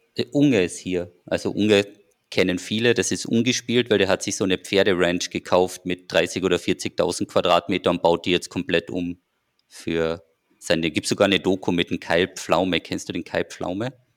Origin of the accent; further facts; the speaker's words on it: Austria; als Österreicher